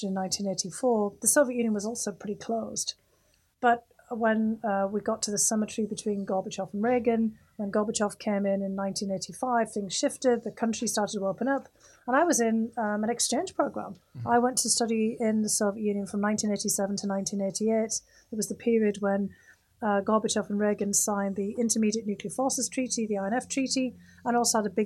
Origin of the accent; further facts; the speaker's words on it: United Kingdom; the UK, where I was growing up in the United Kingdom